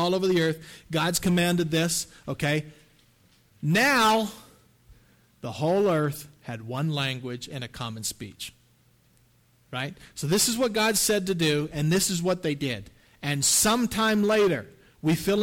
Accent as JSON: {"language": "English", "region": "the Maritimes", "country": "Canada", "said": "I'm from the Maritimes in Canada, so this is my ancestry"}